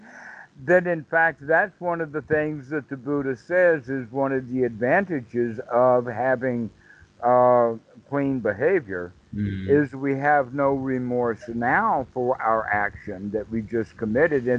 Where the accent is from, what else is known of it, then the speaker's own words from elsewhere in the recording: United States; I'm being American